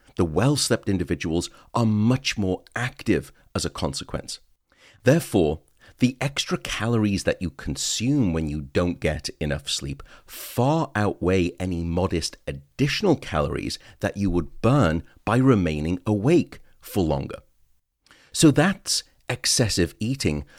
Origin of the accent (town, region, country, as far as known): United Kingdom